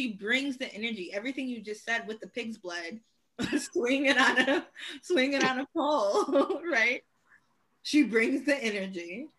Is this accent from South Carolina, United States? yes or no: no; Troy, Michigan, United States; also born or lived in Detroit, Michigan; because I grew up in Troy around the white people